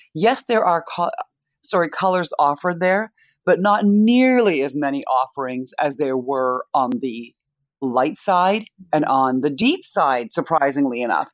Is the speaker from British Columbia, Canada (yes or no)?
no; Winnipeg, Manitoba, Canada; also born or lived in India; I was born in India, I was raised in Canada